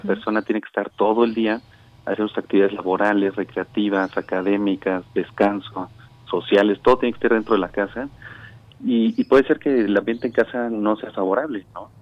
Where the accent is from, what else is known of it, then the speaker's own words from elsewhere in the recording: Mexico; todos somos mexicanos